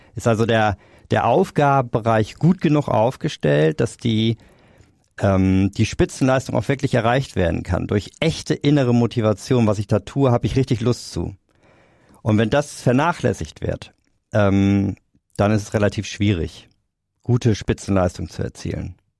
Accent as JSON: {"language": "German", "region": "Hamburg", "country": "Germany", "said": "Ich komme aus Hamburg"}